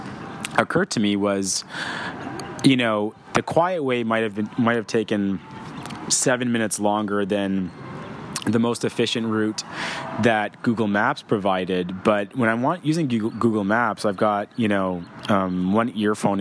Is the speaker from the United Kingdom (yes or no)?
no; Victoria, British Columbia, Canada; I grew up in Victoria, British Columbia